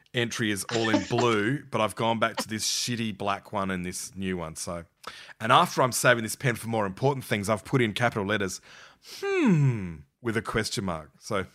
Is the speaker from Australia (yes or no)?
yes; Adelaide, South Australia, Australia; And all my drive-in memories are of growing up in Adelaide. I have no memory of a Karratha drive-in.